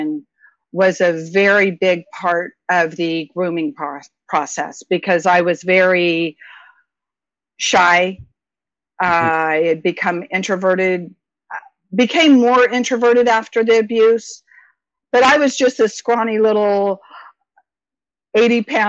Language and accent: English; Stockton area, the Valley, California, United States; I was born in Southern California, moved up to Stockton area, raised throughout the valley